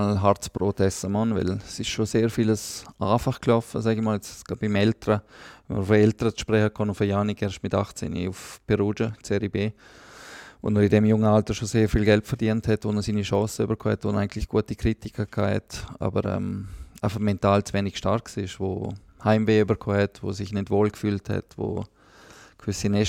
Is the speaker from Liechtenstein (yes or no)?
yes; Liechtenstein; der Platz der Gatter als Liechtensteiner ist ja auch nicht selbstverständlich, weil ich muss ja die Ausbildung in der Schweiz machen